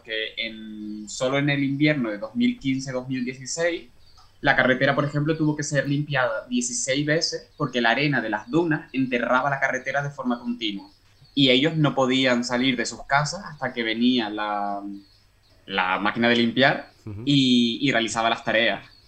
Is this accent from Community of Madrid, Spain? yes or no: no; Canary Islands, Spain; moved away as an adult; now in Ireland; yo soy canario, pero estoy trabajando ahora en Irlanda como parte de mi tesis doctoral